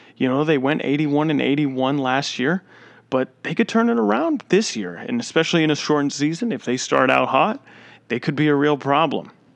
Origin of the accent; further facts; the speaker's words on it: Florida, United States; the state I live in, my home state of Florida